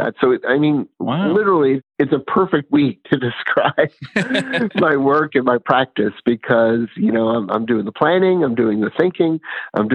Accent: New York City, New York, United States; when I was growing up in New York City

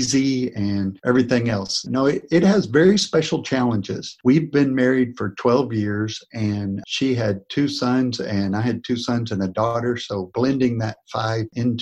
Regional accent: North Texas, United States; moved away as an adult; now in Corpus Christi, United States; I grew up in North Texas near you, and I moved down to Corpus Christi, Texas about 25 years ago.

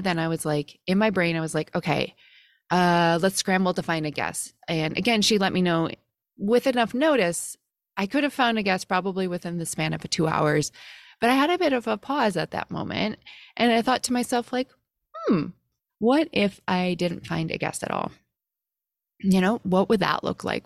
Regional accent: Midwest, United States; growing up in the Midwest

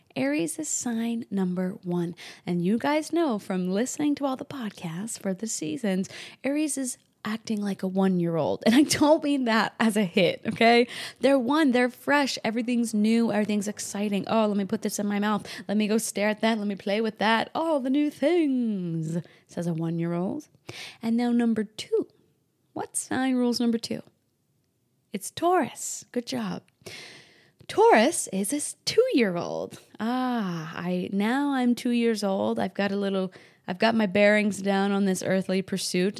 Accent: New England, New Hampshire, United States; I grew up in New England, New Hampshire

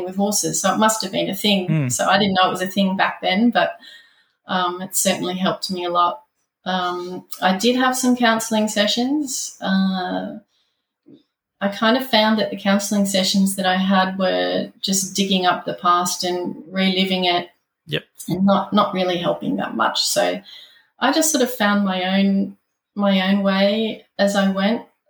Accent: Leongatha, Victoria, Australia; also born or lived in Melbourne / Ocean Grove / Sweden; I moved back to my hometown, Leongatha

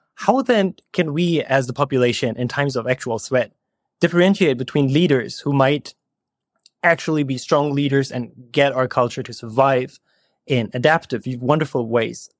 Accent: Germany; moved away as an adult; also born or lived in Berlin, Germany; now in California, United States; I am from Germany originally, and now I'm living in California

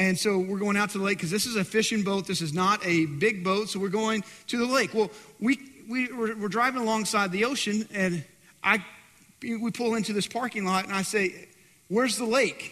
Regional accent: West Texas, United States; I'm in from West Texas

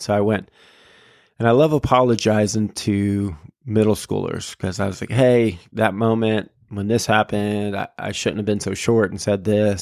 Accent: Florida, United States; Been here my whole life, other than college and graduate school

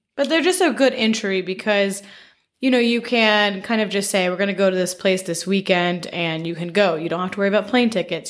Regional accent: Memphis, Tennessee, United States; now in Connecticut, United States; I'm from Memphis

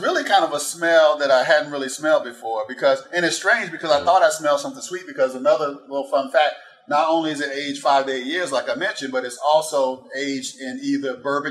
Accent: Florida, United States; I grew up in Florida

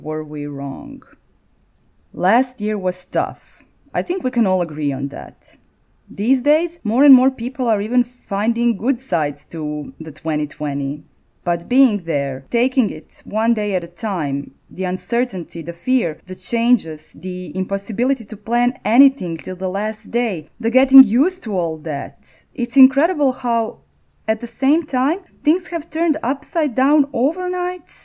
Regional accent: Zagreb, City of Zagreb, Croatia; the history of my hometown

